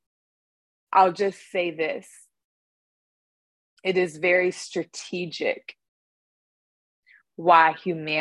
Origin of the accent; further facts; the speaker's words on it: Northern California, United States; I was born in Northern California.